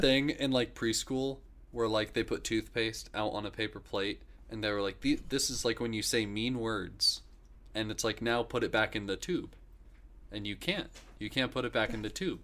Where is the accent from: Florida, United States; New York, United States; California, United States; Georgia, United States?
Florida, United States; Dunellen; Growing up in Dunellen